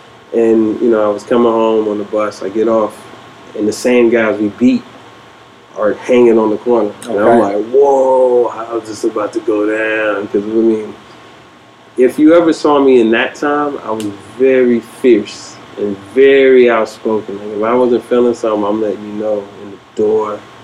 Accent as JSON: {"language": "English", "town": "Pittsburgh", "region": "Pennsylvania", "country": "United States", "said": "most times I just say I'm from Pittsburgh"}